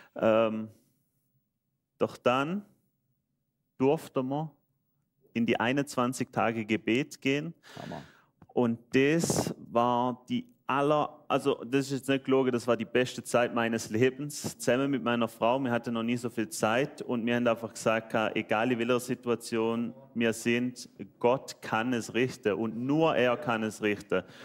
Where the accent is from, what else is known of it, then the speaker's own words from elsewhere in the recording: Switzerland; accent: Swiss dialect; Ich bin Schweizer, deswegen mein schöner Dialekt.